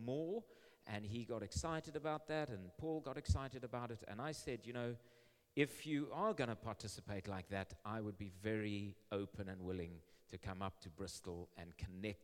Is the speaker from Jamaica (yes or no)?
no; Zimbabwe; I live in Zimbabwe. I've been born and raised in Zimbabwe